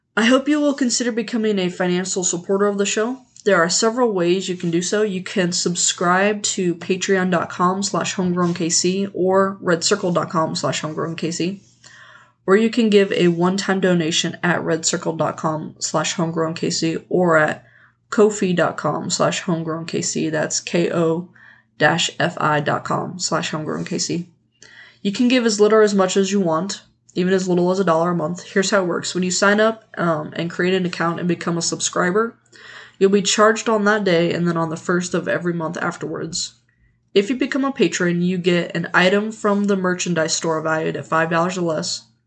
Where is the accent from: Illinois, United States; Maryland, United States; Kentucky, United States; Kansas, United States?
Kansas, United States; Leavenworth; my hometown of Leavenworth, Kansas